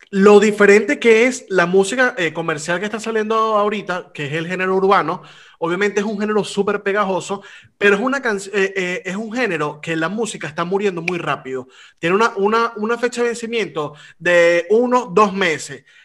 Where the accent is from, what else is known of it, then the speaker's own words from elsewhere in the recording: Venezuela; now in Spain; he aprendido a valorar más lo que se hace en mi país porque he tenido la oportunidad de hacer la comparación de donde estoy a lo que se hacía en mi país